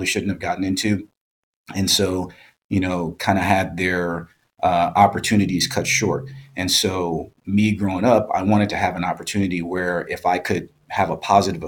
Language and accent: English; Chicago, Illinois, United States; moved away as an adult; also born or lived in San Diego / Hayward / Sacramento; now in Humboldt, United States; originally I'm from Chicago. And so I was born and raised there